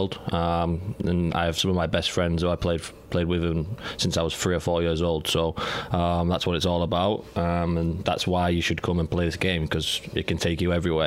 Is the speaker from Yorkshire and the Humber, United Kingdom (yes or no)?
yes; northeast of England, Yorkshire and the Humber, United Kingdom; now in Lansing, United States; I'm from the northeast of England